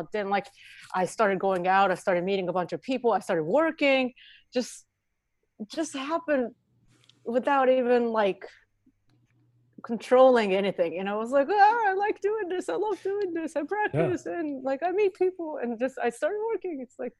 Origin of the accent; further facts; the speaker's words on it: Japan; English is a second language; moved away as an adult; now in New York, United States; That's hard to remember, whatever, but I'm from Japan. I'm from Japan. I play piano. I moved to New York about eight years ago.